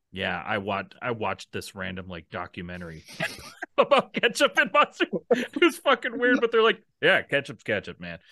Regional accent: Minnesota, United States; I grew up, you know, Minnesota

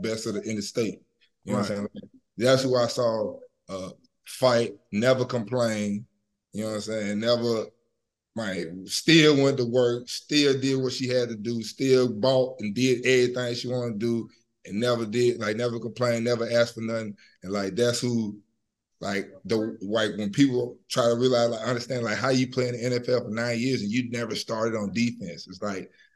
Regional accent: Memphis, Tennessee, United States; Growing up in the city, bro. Growing up in Memphis

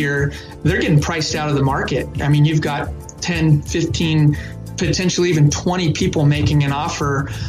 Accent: California, United States; moved away as an adult; now in Texas, United States; I was from California. When I first moved here, I had California plates

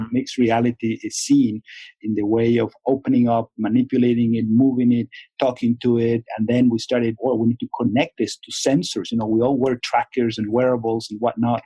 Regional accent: Venezuela; moved away; I'm from Venezuela

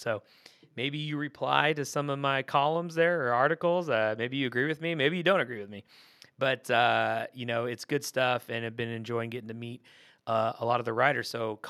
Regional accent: Portland, Oregon, United States; moved away as an adult; I grew up in the Portland area. Attended school in the Portland area, and a lot of family and friends still live there. Sadly, I did move away after high school.

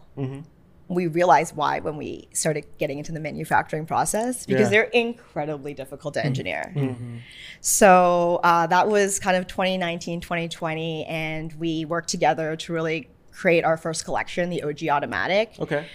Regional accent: Toronto, Ontario, Canada; Canadian. I'm from Toronto

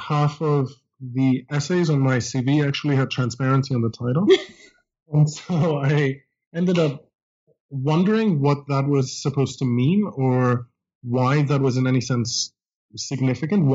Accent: Greece; English is a second language; moved away as an adult; now in United States; I grew up in Greece and came to college in the United States.

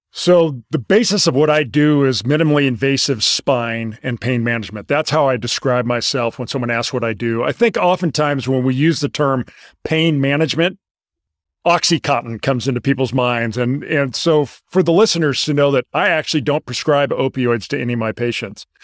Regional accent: La Jolla, California, United States; moved away as an adult; also born or lived in Houston, Texas; I grew up in La Jolla, California.

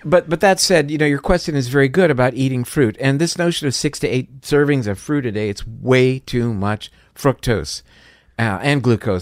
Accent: Florida, United States; I'm from Florida, so uh, orange juice is a big thing there

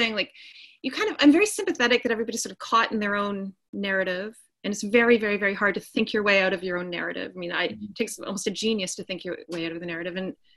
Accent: Winnipeg, Manitoba, Canada; moved away as an adult; I come from Winnipeg, Manitoba, Canada

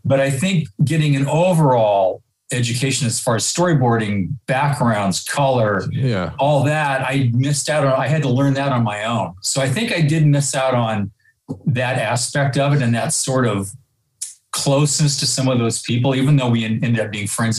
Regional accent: Santa Rosa, California, United States; born and raised in Santa Rosa

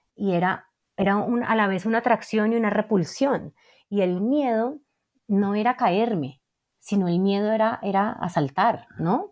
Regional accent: Cali, Valle del Cauca, Colombia; yo crecí en Cali

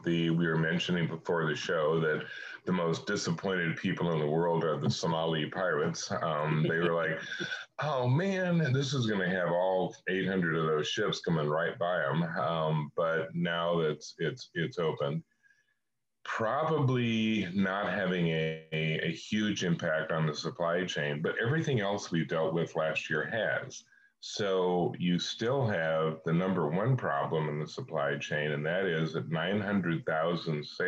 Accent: Kansas, United States; I'm from Kansas

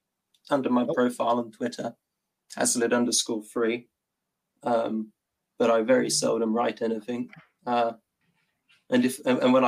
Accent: England, United Kingdom; I have no objections to being called British or English. I'm both.

